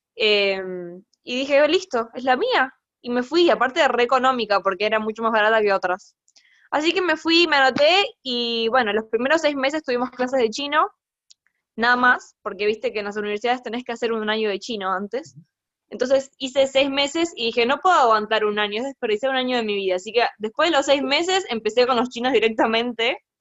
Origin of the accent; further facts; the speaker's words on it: Argentina; moved away as an adult; also born or lived in United States; now in Hangzhou, China; soy latina y me crié en Argentina